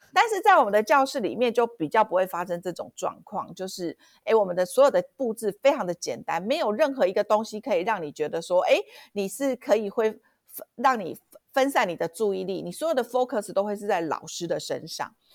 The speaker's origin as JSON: {"language": "Chinese", "town": "Kaohsiung", "country": "Taiwan", "said": "我们高雄人"}